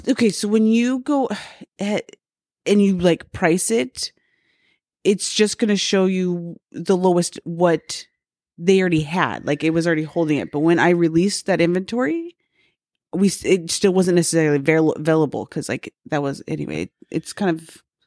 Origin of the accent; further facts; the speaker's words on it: Salt Lake City, Utah, United States; now in Phoenix, United States; I was from Salt Lake